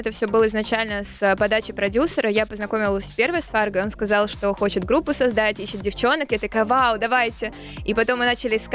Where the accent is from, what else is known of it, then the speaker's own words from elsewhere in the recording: Krasnoyarsk, Krasnoyarsk Krai, Russia; А я из Сибири, Красноярск.